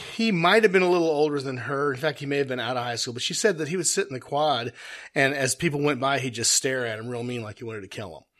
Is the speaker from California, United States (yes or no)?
yes; Simi Valley, California, United States; I grew up in Simi Valley, California